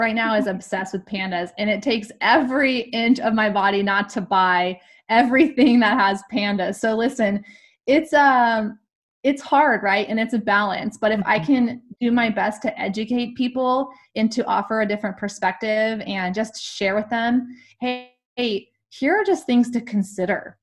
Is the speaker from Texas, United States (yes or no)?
no; California, United States; I'm also from California